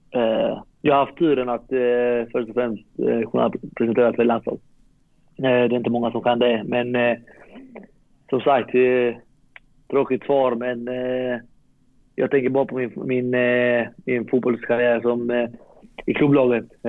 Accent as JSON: {"language": "Swedish", "town": "Malmö", "region": "Skåne", "country": "Sweden", "moved": "as an adult", "lives_now": "Varberg, Sweden", "said": "jag är från Malmö"}